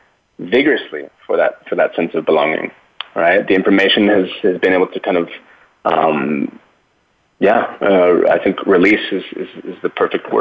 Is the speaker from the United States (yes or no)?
yes; Washington, United States; also born or lived in Cali, Colombia; now in Seattle, United States; I was born here in Cali, Colombia, 1984. And I was adopted by a Caucasian family in Washington State. Not Seattle proper, but about an hour and a half drive southwest of Seattle.